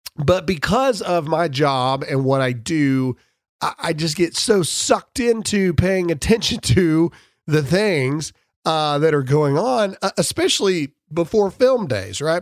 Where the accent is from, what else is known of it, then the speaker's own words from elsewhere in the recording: Mississippi, United States; I'm from Mississippi.